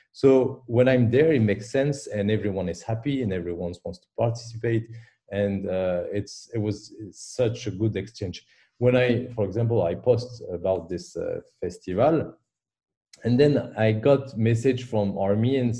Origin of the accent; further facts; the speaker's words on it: Paris, Île-de-France, France; English is a second language; now in Brussels, Belgium; I was born in Paris